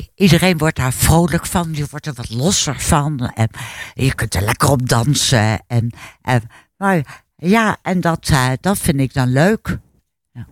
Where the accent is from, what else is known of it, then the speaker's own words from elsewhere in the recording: Hilversum, North Holland, Netherlands; now in Laren, Netherlands; ik ben eh, opgegroeid in Hilversum.